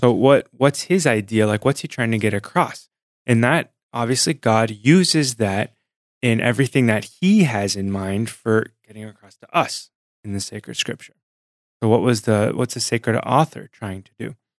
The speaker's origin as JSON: {"language": "English", "town": "San Diego", "region": "California", "country": "United States", "tie": "born or raised there", "said": "Sunny San Diego, born and raised"}